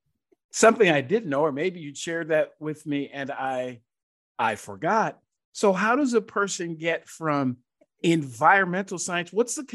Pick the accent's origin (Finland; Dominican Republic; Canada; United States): United States; Georgia; my home state of Georgia